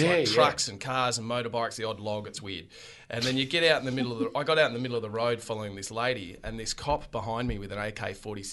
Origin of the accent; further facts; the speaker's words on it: Australia; Where are you from? And we'd say, Australia.